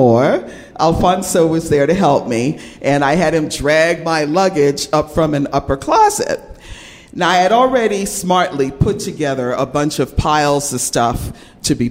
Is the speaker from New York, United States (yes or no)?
yes; New York, United States; moved away as an adult; now in California, United States; Ever since I was a kid growing up in New York